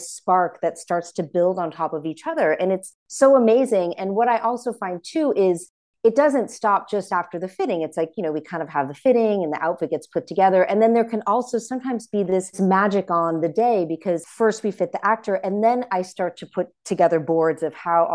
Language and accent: English; middle America, Midwest, United States; we used to love to go to the flea markets in my hometown